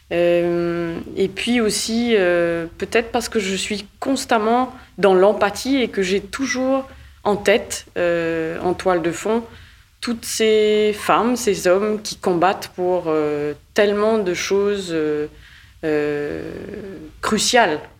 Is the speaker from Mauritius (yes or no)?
yes; Mauritius; born there; Je suis née à Maurice et d'un père mauricien et d'une mère canadienne.